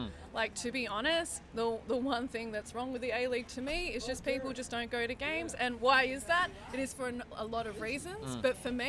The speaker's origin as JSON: {"language": "English", "town": "Hobart", "region": "Tasmania", "country": "Australia", "tie": "born or raised there", "moved": "yes", "lives_now": "Melbourne, Australia", "said": "I did actually live in Tasmania for a bit. I grew up in Hobart"}